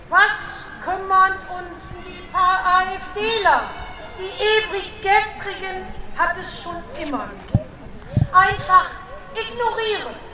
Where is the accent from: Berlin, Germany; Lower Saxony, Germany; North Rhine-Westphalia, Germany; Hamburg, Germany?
Lower Saxony, Germany; Osnabrück; komme aus Osnabrück.